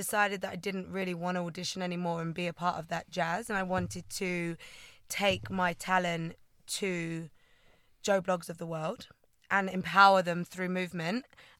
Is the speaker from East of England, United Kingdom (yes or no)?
yes; Essex, East of England, United Kingdom; born and raised in Essex, as you can tell.